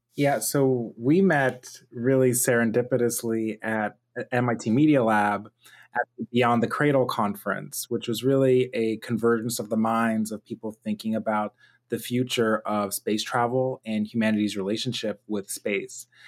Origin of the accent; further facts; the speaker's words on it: Pittsburgh, Pennsylvania, United States; I'm a Nigerian American multimedia artist and engineer, born and raised in Pittsburgh, Pennsylvania.